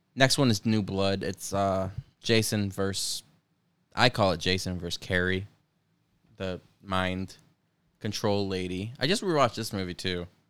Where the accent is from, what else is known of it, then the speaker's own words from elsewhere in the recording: upstate New York, United States; we're from New York